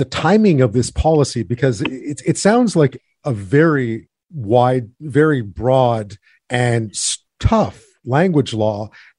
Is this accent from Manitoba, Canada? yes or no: no; Montreal, Quebec, Canada; I grew up in Montreal. My parents are so-called Anglophones. I grew up in the 70s, so I went to French school as a kid. Learned to speak French when I was very young. Grew up in sort of a mixed neighborhood